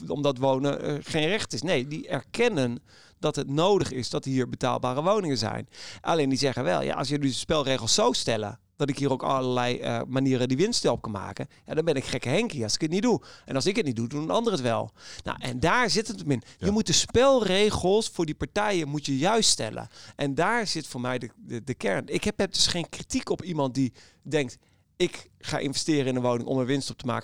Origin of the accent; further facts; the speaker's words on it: Amsterdam, North Holland, Netherlands; we als Amsterdammers